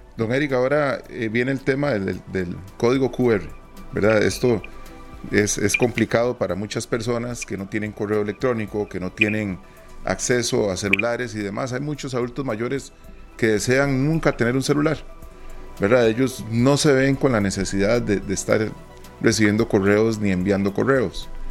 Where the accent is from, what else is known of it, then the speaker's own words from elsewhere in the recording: Costa Rica; nosotros como costarricenses